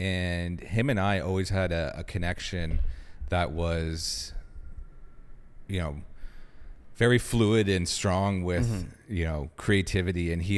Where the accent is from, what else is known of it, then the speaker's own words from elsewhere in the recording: Ottawa, Ontario, Canada; I was born and raised here